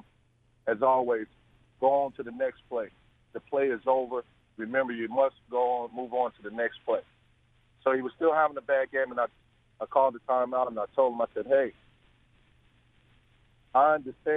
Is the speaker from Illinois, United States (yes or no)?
yes; Chicago, Illinois, United States; I'm from Chicago, the west side of Chicago